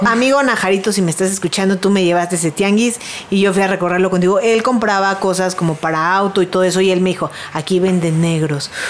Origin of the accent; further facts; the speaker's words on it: Mexico City, Mexico; Yo soy de Coyoacán.